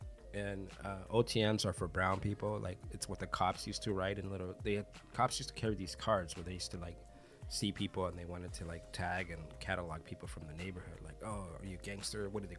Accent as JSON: {"language": "English", "country": "United States", "tie": "born or raised there", "said": "You know, I'm an American, right. So I can take the American culture and make it mine because I'm in this country and I was born in this mm-hmm. country. But I'm also Latino, and I'm also Afro-Latino"}